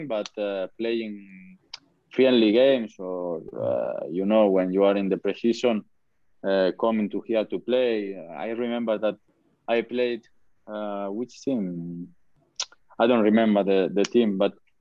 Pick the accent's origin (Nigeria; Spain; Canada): Spain; English is a second language; moved away as an adult; now in Huddersfield, United Kingdom; I'm from Spain